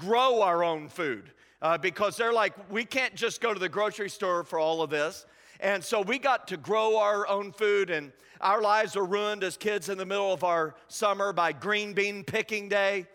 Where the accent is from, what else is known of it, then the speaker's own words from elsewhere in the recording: Indiana, United States; moved away as an adult; now in Anderson, United States; I'm originally from Indianapolis, Indiana, just south of there. I grew up on a farm